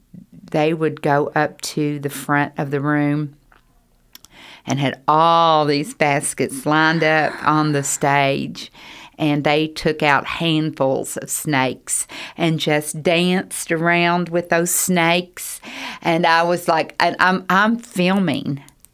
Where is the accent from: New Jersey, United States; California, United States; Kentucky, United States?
Kentucky, United States; Louisville; born there; They move when I was growing up, it was every 4 to 6 years. I think now that they stay longer at churches. But we moved around a lot. So I just say, I was born in Louisville.